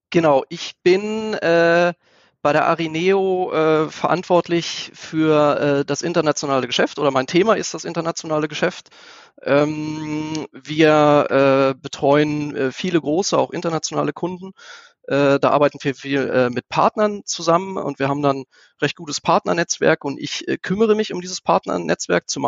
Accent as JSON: {"language": "German", "town": "Einbeck", "region": "Lower Saxony", "country": "Germany", "tie": "born there", "lives_now": "Göttingen, Germany", "said": "43 Jahre alt, gebürtig aus Einbeck, wohne jetzt seit über 20 Jahren äh, in Göttingen, fühle mich hier sehr wohl."}